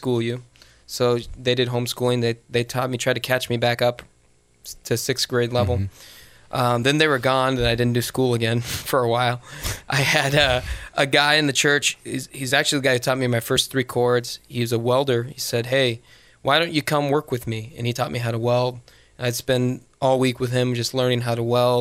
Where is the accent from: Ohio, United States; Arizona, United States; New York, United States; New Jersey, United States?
Arizona, United States; Phoenix; also born or lived in Spain; I've been in Phoenix most of my life. I was born in Spain, believe it or not, because my dad was in the Air Force, and we moved around a lot. We ended up in Arizona.